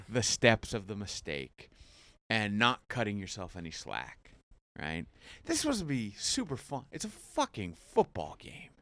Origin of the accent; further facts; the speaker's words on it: Jackson, New Jersey, United States; also born or lived in Curacao / Asbury Park, New Jersey; I'm from Jackson.